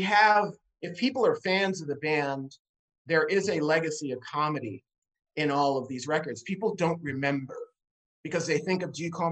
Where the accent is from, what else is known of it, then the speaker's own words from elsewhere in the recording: New York City, New York, United States; I'm from New York City. I grew up, you know, in Manhattan. I grew up in Queens, but I spent enormous amounts of time in Manhattan